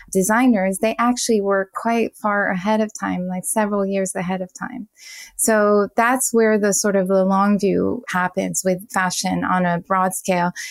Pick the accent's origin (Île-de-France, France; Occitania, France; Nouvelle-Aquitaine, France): Île-de-France, France; Paris; English is a second language; now in United States; I was a fashion designer and design director for big brands in the US although I'm originally from Paris.